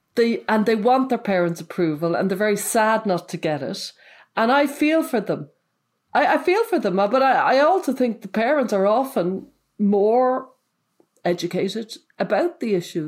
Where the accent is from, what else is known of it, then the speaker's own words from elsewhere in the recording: Ireland; I'm from Ireland.